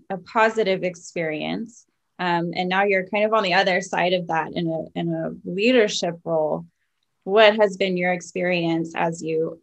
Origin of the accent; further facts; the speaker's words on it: the Bible Belt, United States; moved away as an adult; now in Vienna, Austria; I'm from the States and grew up in the Bible Belt.